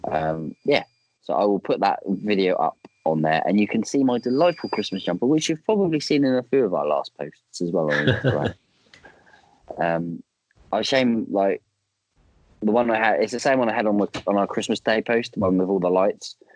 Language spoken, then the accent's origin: English; East of England, United Kingdom; We normally play at Fort Ness, um, which is near my hometown.